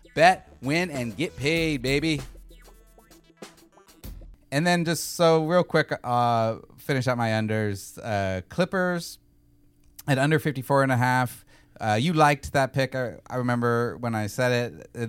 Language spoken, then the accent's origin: English; West Coast, United States; also born or lived in New York; I lived in New York 8 years and became kind of a Knicks supporter because I'm from the West Coast.